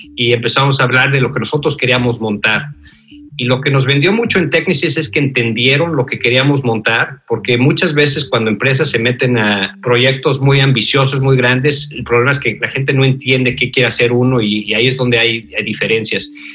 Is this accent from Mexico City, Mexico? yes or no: yes; Mexico City, Mexico; moved away as an adult; also born or lived in Denver, Colorado / Virginia; now in United States; Yo nací en, la Ciudad de México, me crié en México, este, como decimos en la Ciudad de México, Chilangos